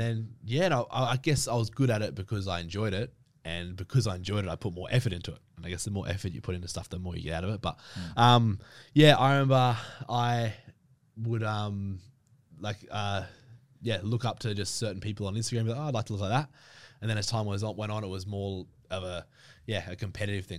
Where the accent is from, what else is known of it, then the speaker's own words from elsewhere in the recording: Brisbane, Queensland, Australia; now in Victoria, Australia; I grew up in Brisbane, so up in Queensland